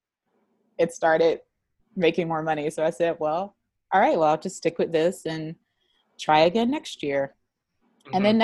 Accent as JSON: {"language": "English", "region": "the South", "country": "United States", "moved": "yes", "said": "I'm from the South"}